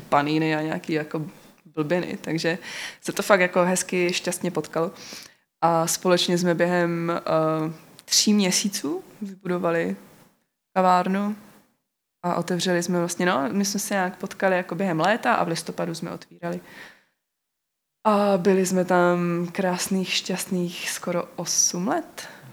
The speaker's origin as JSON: {"language": "Czech", "region": "North Moravia", "country": "Czechia", "also_born_or_lived": "London", "moved": "yes", "lives_now": "Brno, Czech Republic", "said": "my jsme ze Severní Moravy"}